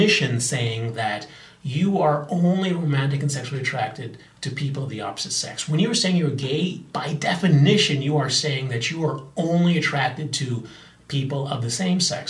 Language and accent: English; Bahamas; I'm from the Bahamas